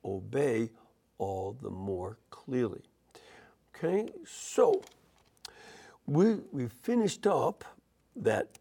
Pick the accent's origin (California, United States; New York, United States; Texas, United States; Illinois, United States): Illinois, United States; Chicago; I'm from Chicago